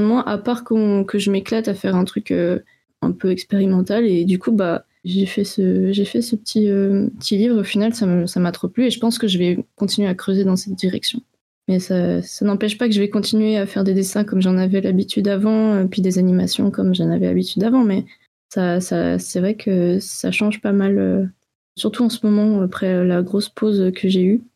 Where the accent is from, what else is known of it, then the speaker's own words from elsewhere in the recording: France; moved away as an adult; also born or lived in Switzerland; je venais de France